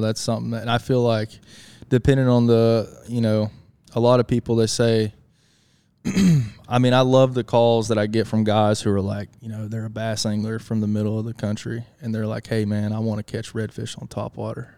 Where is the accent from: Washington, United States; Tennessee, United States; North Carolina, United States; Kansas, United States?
North Carolina, United States; Marion; moved away; I'm originally from Marion, North Carolina. I grew up fishing for rainbow trout, brown trout, bass, panfish, you name it.